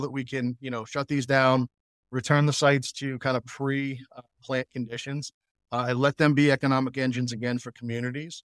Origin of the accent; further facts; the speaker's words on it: Massachusetts, United States; in local government in my hometown of Massachusetts that has the Pilgrim nuclear power